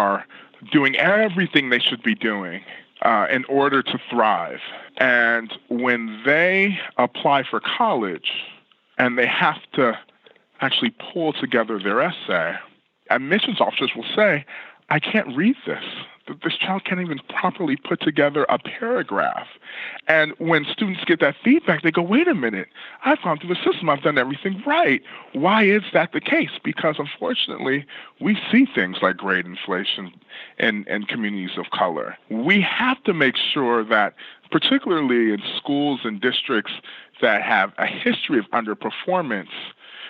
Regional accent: California, United States; my home state in California

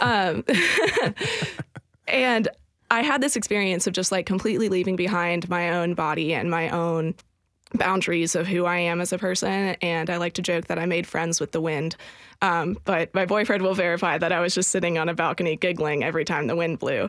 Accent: outside San Francisco, California, United States; now in Nashville, United States; early in my life, I grew up outside San Francisco

